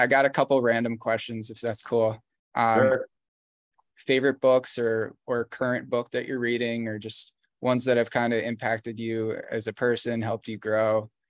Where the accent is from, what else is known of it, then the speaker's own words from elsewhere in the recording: England, United Kingdom; I'm an English guy, I'm a writer